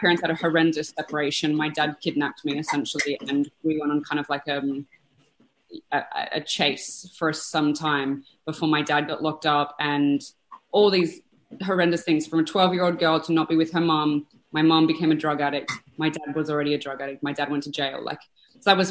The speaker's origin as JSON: {"language": "English", "country": "Australia", "said": "I am from Australia"}